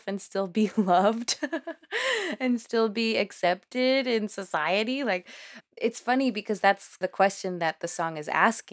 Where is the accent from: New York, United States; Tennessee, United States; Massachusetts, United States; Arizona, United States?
Massachusetts, United States; Boston; first language Spanish; English is a second language; also born or lived in Cambridge, Massachusetts; we learned English just by living in Cambridge and in Boston